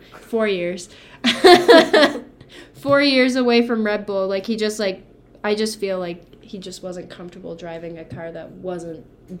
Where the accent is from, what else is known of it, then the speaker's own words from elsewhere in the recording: Canada; We're Canadian.